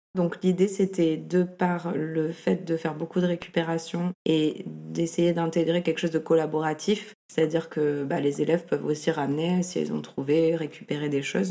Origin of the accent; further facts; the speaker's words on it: Toulon, Provence-Alpes-Côte d'Azur, France; moved away as an adult; also born or lived in Lyon / Paris / Amsterdam; now in Marseille, France; Je suis née à Toulon, donc pas, pas à Marseille, mais pas loin. J'ai grandi à Toulon